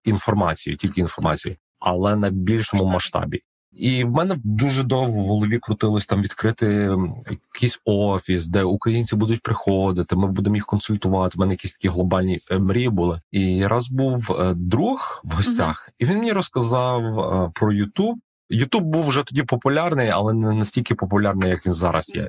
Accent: Ukraine; moved away as an adult; now in United States; як в нас в Україні кажуть

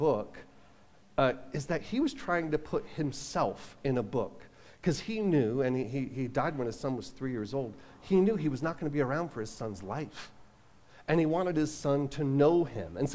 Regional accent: Long Island, New York, United States; moved away; also born or lived in California; I grew up in Long Island

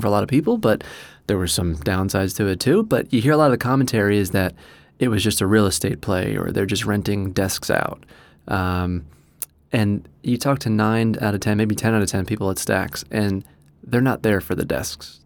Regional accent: New Jersey, United States; moved away as an adult; also born or lived in Australia; now in Doylestown, United States; I'm from New Jersey originally

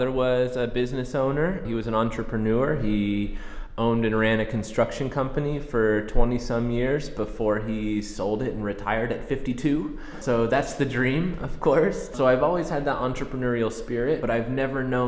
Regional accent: Springfield, Missouri, United States; moved away as an adult; now in Chile; I was born and raised in Springfield, Missouri, in the heart of the United States

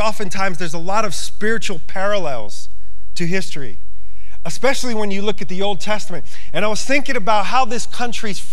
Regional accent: New York, United States; now in Montana, United States; I come from New York

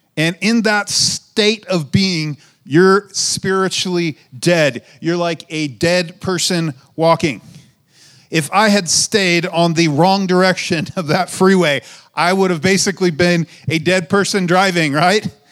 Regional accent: United States; For us in America

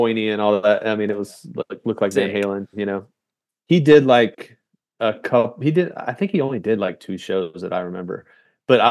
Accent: Indiana, United States; I grew up in Indiana

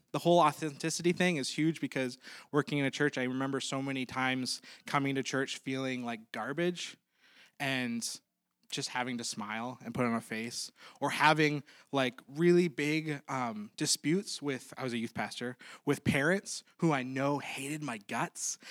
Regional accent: Maplewood, United States; we're actually from Maplewood

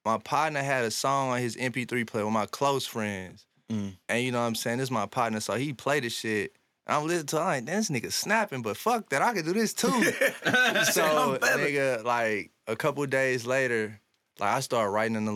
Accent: University City, Missouri, United States; I'm from U City

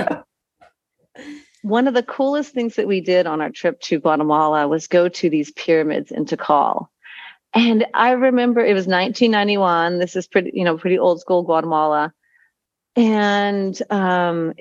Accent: Texas, United States; moved away as an adult; also born or lived in Utah / Costa Rica; now in Panama; I was born in Texas

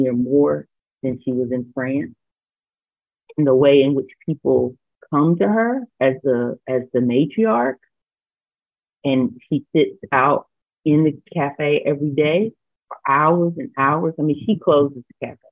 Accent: North Carolina, United States; also born or lived in Cincinnati, Ohio / Senegal; A Black girl who grew up in North Carolina

